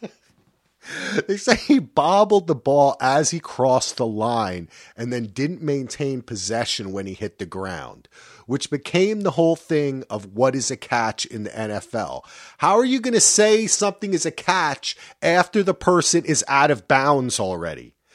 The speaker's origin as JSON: {"language": "English", "region": "New Jersey", "country": "United States", "said": "I'm from New Jersey"}